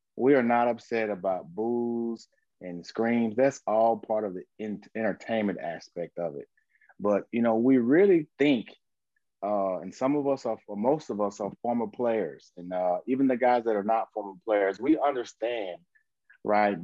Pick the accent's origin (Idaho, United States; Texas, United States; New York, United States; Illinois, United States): Texas, United States; Grand Prairie; I'm from Grand Prairie, Texas